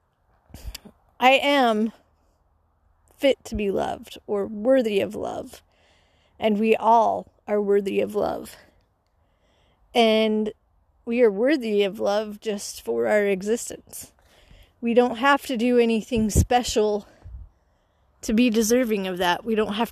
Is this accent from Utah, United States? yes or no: yes; Utah, United States; Growing up in Utah